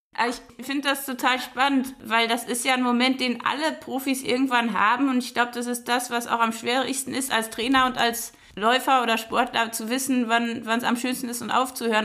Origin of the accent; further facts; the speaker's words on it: Sauerland, North Rhine-Westphalia, Germany; ich komme ja aus dem Sauerland